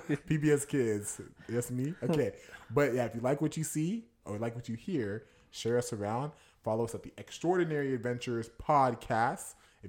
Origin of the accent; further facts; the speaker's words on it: Houston, Texas, United States; I'm from Houston, but my family's from Sierra Leone.